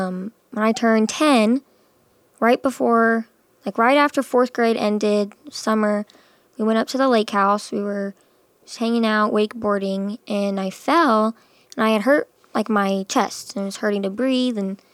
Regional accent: Rancho Cucamonga, California, United States; born there; I was born in California.

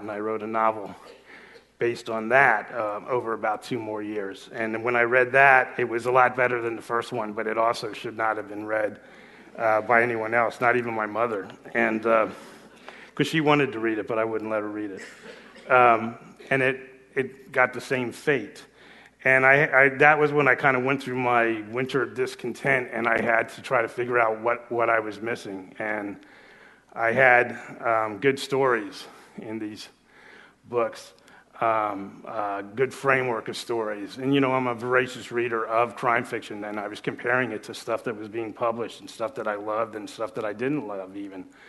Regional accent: South Florida, United States; also born or lived in Los Angeles; I was actually writing for my hometown paper in, uh, South Florida

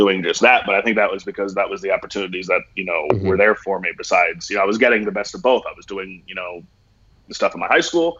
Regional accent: Florida, United States; I'm from Florida.

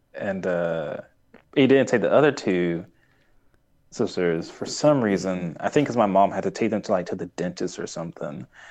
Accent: Tulsa, Oklahoma, United States; I'm from Tulsa

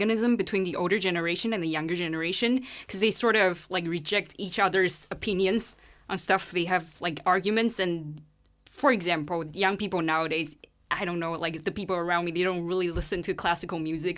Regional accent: Taiwan; moved away as an adult; now in Leuven, Belgium; I'm from Taiwan.

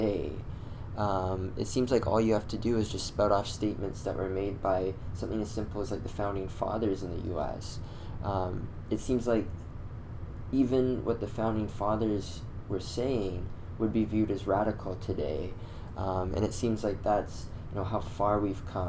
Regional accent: Canada; me being a Canadian myself

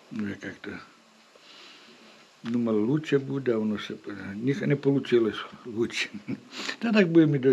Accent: Bakhmut, Donetsk Oblast, Ukraine; Ні, я з Бахмута

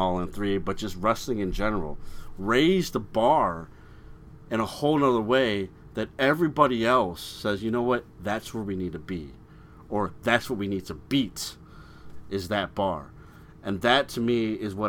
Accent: Chicago, Illinois, United States; I'm from Chicago. I'm so proud of my city

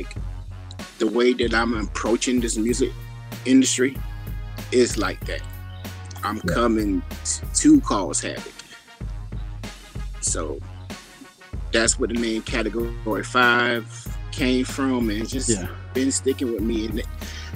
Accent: Blackville, South Carolina, United States; also born or lived in Columbia, South Carolina; I'm from Columbia, South Carolina. Born and raised in Blackville, South Carolina

